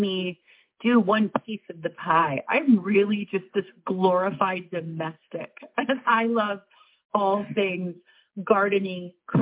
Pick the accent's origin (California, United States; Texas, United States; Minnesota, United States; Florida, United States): Minnesota, United States; Minneapolis; also born or lived in Manhattan, New York; now in New York, United States; I came from Minneapolis, so I had a yard